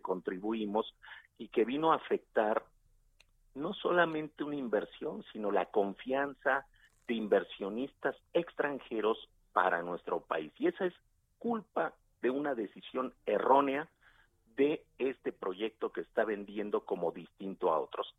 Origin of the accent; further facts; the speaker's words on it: Nezahualcóyotl, State of Mexico, Mexico; yo soy de Nezahualcóyotl, ahorita que estoy hablando con ustedes, estoy aquí en mi casa